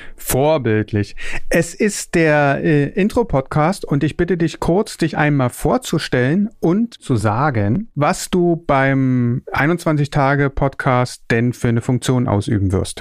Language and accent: German; Berlin, Germany; Geboren und aufgewachsen bin ich in Berlin